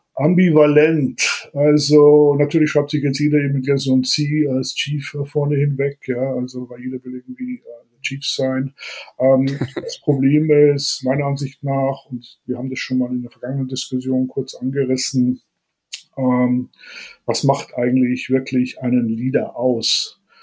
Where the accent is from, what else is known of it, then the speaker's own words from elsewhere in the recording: Bavaria, Germany; aufgewachsen bin ich eigentlich relativ wohl behütet, muss ich ehrlich sagen. Ähm, hier im Bayernland